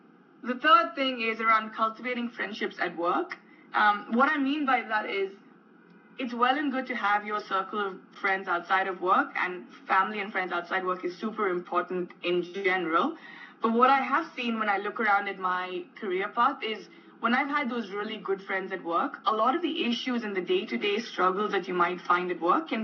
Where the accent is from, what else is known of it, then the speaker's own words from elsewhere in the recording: India; moved away as an adult; also born or lived in United Kingdom / United States; growing up in India